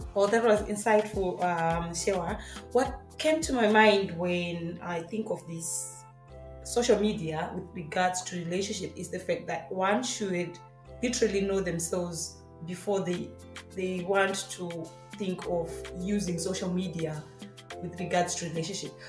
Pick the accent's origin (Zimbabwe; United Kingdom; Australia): Zimbabwe; moved away as an adult; also born or lived in Hungary; now in Canada; I'm from Zimbabwe. I've lived in Hungary for the last two years and I recently moved to Canada